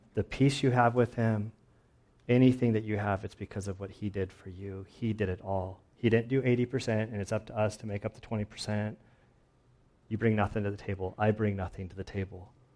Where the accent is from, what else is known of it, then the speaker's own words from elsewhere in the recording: United States; We as American Christians are in the super minority